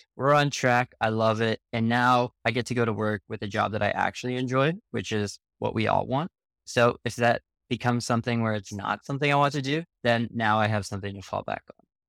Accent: Canada; I'm actually Canadian myself

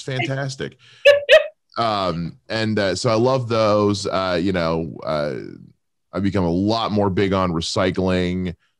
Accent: Erie, Pennsylvania, United States; born there; I was born in Erie.

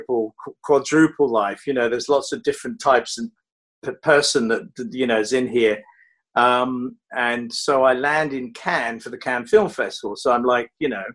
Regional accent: United Kingdom; moved away as an adult; also born or lived in London; now in Los Angeles, United States; I'm fiercely British

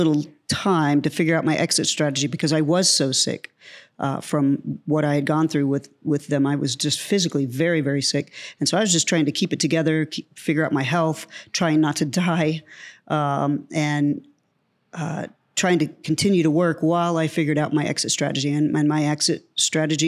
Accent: Oklahoma, United States; moved away as an adult; also born or lived in New York City; I grew up in Oklahoma. I was born on a farm, grew up in Oklahoma. I left right after high school and moved to New York City

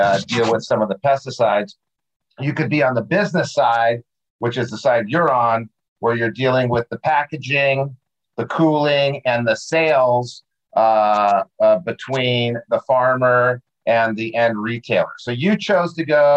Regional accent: Albuquerque, New Mexico, United States; I grew up in New Mexico

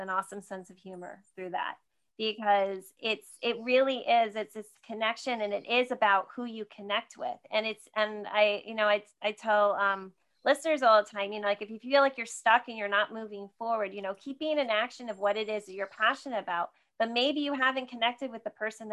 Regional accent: Sparta, New Jersey, United States; I grew up in Sparta, New Jersey, about an hour outside of the city

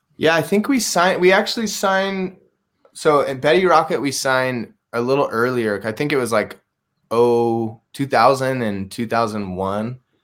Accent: San Luis Obispo, California, United States; also born or lived in Bishop, California; I grew up in um, uh, mostly in San Luis Obispo, California. I was born in Bishop, kind of near Mammoth Mountain, and then I. When I was really young, we moved to San Luis Obispo

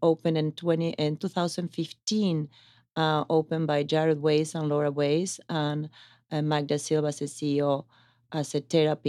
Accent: Italy; also born or lived in Argentina; I was born in Argentina, raised in Italy.

